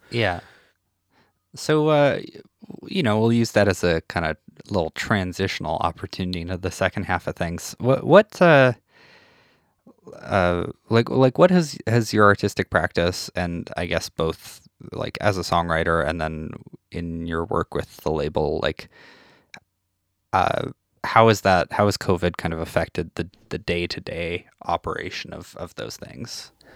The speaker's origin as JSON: {"language": "English", "region": "Saskatchewan", "country": "Canada", "said": "I'm from a small town in Saskatchewan"}